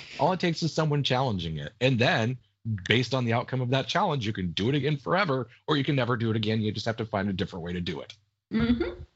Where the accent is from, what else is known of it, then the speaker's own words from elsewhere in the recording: United States; I'm American, not English